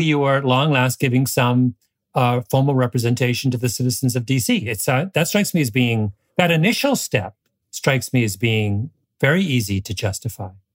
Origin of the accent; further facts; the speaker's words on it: Canada; as a Canadian